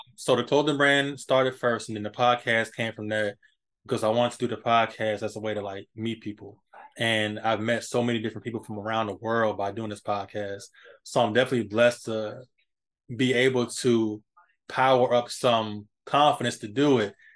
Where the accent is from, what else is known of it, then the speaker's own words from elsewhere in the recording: Hampton, Virginia, United States; my hometown in Hampton, Virginia